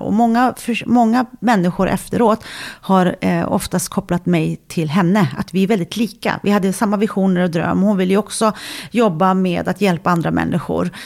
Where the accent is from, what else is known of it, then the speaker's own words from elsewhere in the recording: Sweden; jag är född och uppvuxen i Sverige